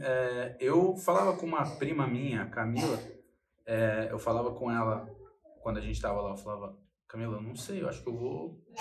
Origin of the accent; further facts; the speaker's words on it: São Paulo, Brazil; eu sou de São Paulo